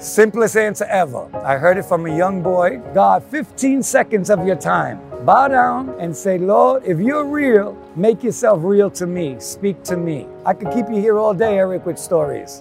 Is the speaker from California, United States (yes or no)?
no; New York, United States; moved away; I grew up in New York, grew up in Queens